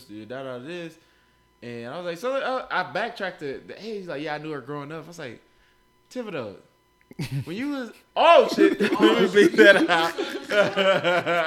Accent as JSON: {"language": "English", "town": "Kansas City", "region": "Missouri", "country": "United States", "tie": "born or raised there", "said": "growing up in Kansas City"}